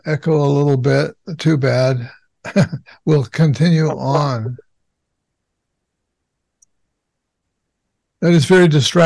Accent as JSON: {"language": "English", "town": "Los Angeles", "region": "California", "country": "United States", "tie": "born or raised there", "said": "I grew up in Los Angeles"}